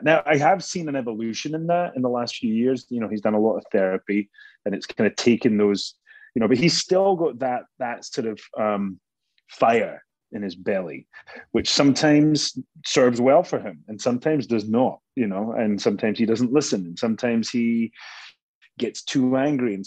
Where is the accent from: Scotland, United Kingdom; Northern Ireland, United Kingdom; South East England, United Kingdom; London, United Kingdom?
Scotland, United Kingdom; moved away; I'm Scottish